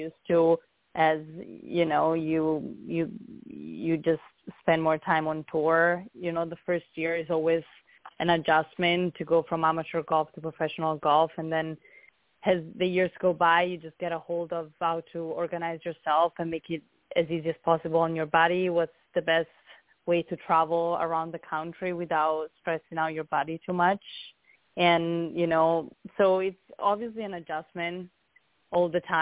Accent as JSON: {"language": "English", "town": "Siena", "region": "Tuscany", "country": "Italy", "also_born_or_lived": "Arizona", "second_language": "English", "moved": "as an adult", "said": "I'm from Italy, from Siena, in Tuscany"}